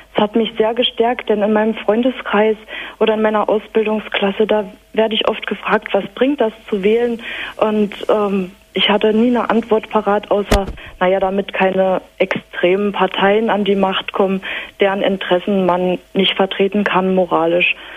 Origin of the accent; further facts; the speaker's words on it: the north of Saxony-Anhalt, Germany; Ich bin aufgewachsen im Norden von Sachsen-Anhalt